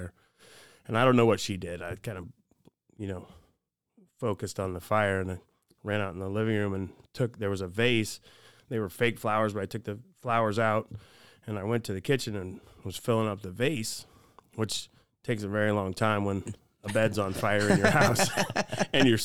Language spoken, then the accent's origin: English; Fort Wayne, Indiana, United States; also born or lived in Valparaiso, Indiana; I grew up in Fort Wayne. I grew up in the city